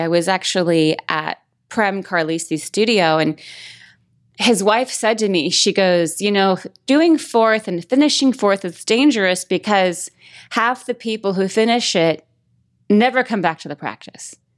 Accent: Las Vegas, Nevada, United States; moved away as an adult; I'm from Vegas

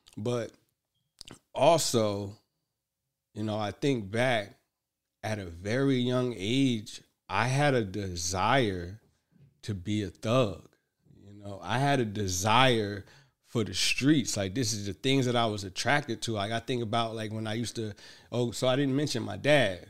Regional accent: Newark, New Jersey, United States; also born or lived in Bloomfield, New Jersey; we grew up in Hood, Newark, New Jersey

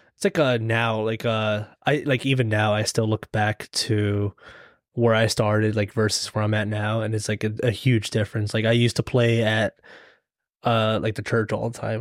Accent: Lancaster, Pennsylvania, United States; also born or lived in The Bronx, New York; then we lived in Lancaster pretty much, or my, m, like, most of my life.

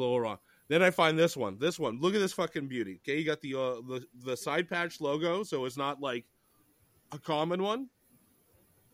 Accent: Canada; as a Canadian

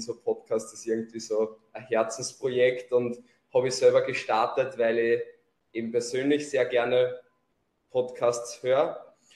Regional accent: Lower Austria, Austria; accent: Lower Austrian dialect; komme aus Niederösterreich, deswegen auch mein Dialekt.

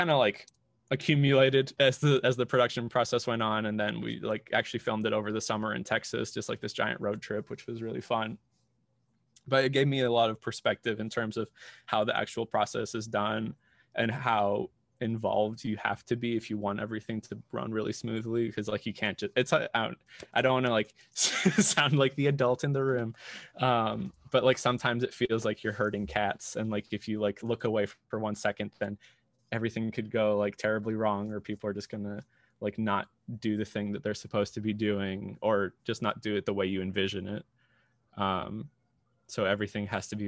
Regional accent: Colombia; moved away as an adult; now in United States; I grew up in Colombia, was raised there.

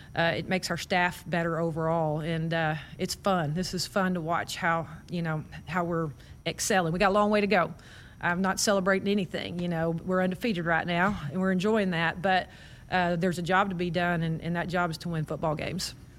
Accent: Waco, Texas, United States; moved away as an adult; now in Nebraska, United States; I grew up in Waco

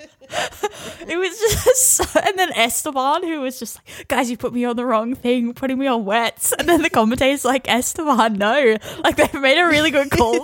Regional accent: Australia; as an Australian

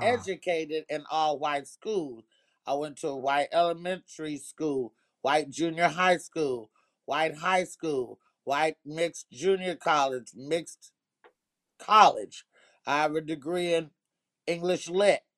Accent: Oakland, California, United States; also born or lived in Arkansas; being in them streets in Oakland

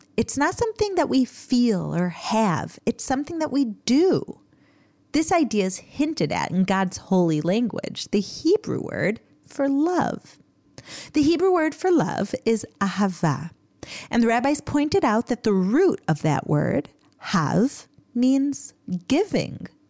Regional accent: United States; Growing up in America

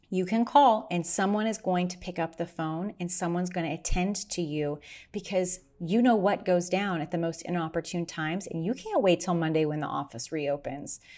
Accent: Kansas, United States; also born or lived in Las Vegas, Nevada; now in Arizona, United States; my home state of Kansas

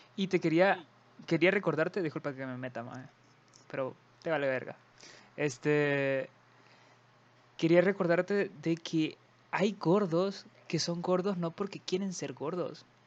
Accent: Honduras; somos de Honduras y son nuestras palabras y nuestra forma, nuestro sazón

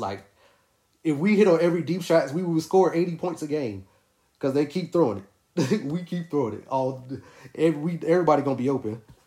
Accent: Winston-Salem, North Carolina, United States; I'm from Winston-Salem, North Carolina, which is only like 30 minutes away.

